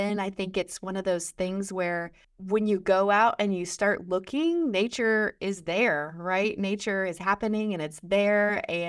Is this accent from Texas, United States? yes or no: no; Illinois, United States; So I am from Western Illinois, right on the river.